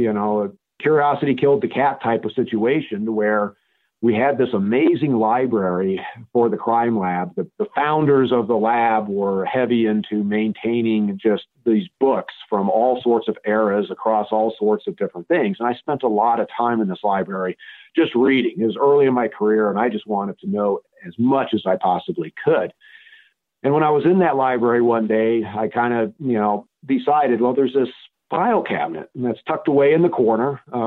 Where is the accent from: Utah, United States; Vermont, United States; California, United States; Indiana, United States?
California, United States; Fairfield; growing up, I bounced all over the United States until we settled in the Fairfield-Vacaville area starting in the eighth grade. And then I attended high school in that are